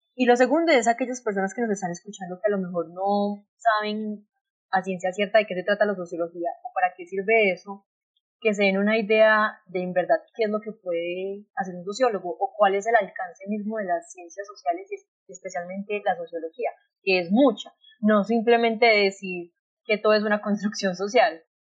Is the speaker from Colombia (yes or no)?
yes; Colombia; nos lo debemos mucho como sociedad colombiana